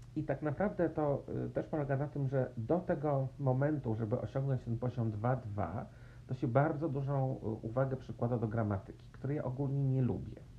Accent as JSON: {"language": "Polish", "town": "Warsaw", "region": "Masovian Voivodeship", "country": "Poland", "tie": "born or raised there", "moved": "yes", "said": "że się urodziłam w Warszawie, że w Polsce, że chodziłam do szkoły e, podstawowej i średniej"}